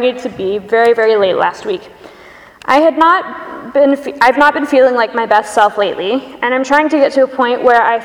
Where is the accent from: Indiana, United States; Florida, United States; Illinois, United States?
Florida, United States; Pensacola; moved away; my choir from back home where I grew up in Pensacola, Florida